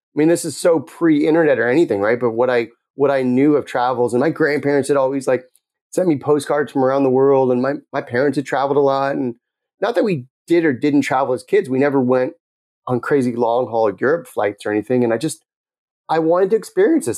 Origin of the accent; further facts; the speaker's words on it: Los Angeles, California, United States; moved away as an adult; also born or lived in Tucson, Arizona; I grew up in the Palisades